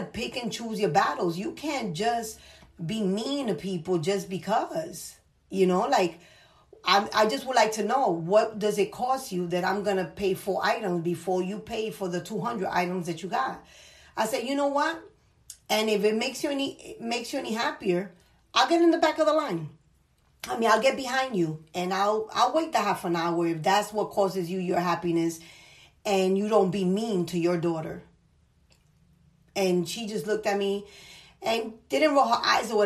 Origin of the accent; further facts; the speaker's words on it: New York City, New York, United States; I'm from the Bronx